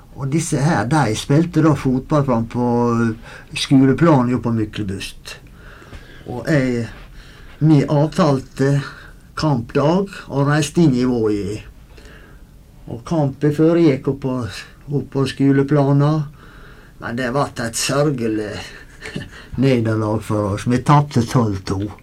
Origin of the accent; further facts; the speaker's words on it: Goksøyr, Møre og Romsdal, Norway; Vi vokste opp ute i Goksøyra